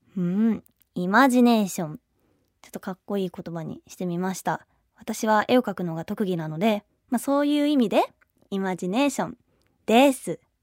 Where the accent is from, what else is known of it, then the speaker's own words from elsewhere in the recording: Kanagawa, Japan; 神奈川県出身です